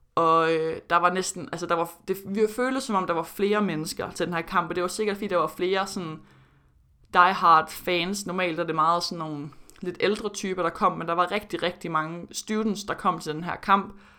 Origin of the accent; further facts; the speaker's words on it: Denmark; moved away as an adult; also born or lived in Florida, United States; min tid i Danmark før college